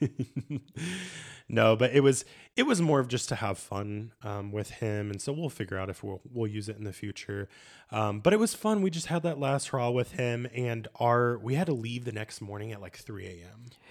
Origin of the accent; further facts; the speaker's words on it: United States; moved away as an adult; also born or lived in Ireland / Italy; as an American